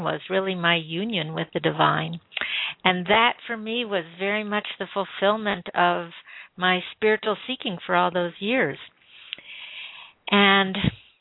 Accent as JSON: {"language": "English", "area": "Midwest America, suburb of Chicago", "region": "Illinois", "country": "United States", "tie": "born or raised there", "said": "I grew up in Midwest America. At that time, I was living in a suburb of Chicago"}